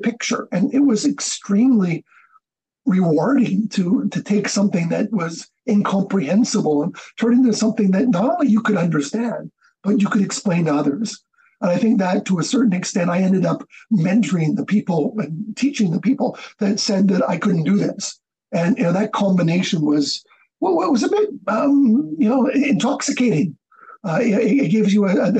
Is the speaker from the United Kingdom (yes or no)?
no; Canada; also born or lived in Tanzania / Vancouver; I was born and raised in Canada